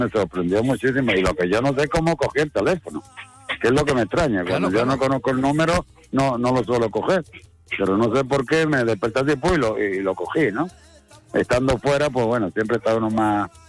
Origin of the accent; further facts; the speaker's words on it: Andalusia, Spain; como andaluz me siento muy orgulloso